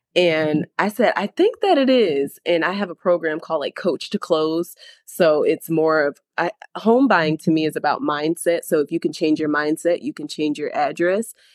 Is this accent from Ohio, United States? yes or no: no; Sarasota, Florida, United States; I am born and raised in Sarasota